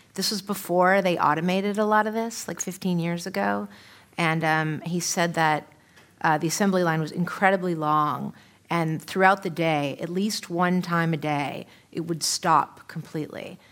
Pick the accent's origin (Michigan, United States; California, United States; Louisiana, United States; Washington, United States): California, United States; San Francisco; also born or lived in New York City; now in Los Angeles, United States; where I grew up in San Francisco, kind of sort of a bleak neighborhood